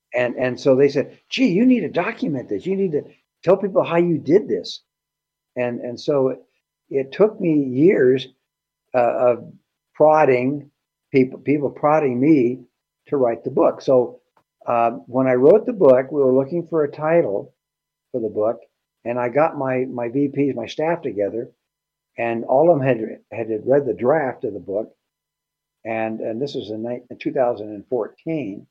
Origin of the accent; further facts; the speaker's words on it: El Centro, California, United States; moved away; I grew up in Southern California, 10 miles north of the Mexican border